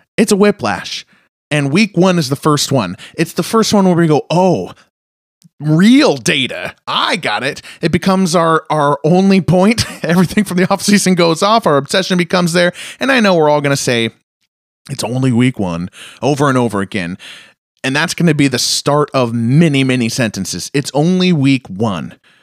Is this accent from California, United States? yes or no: no; Seattle, Washington, United States; I'm from Seattle